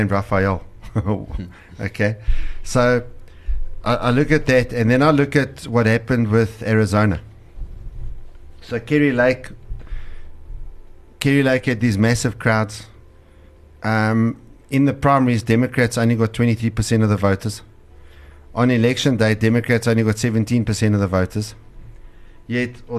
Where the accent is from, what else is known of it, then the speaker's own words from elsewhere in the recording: South Africa; as a South African in a community that has a very high crime rate.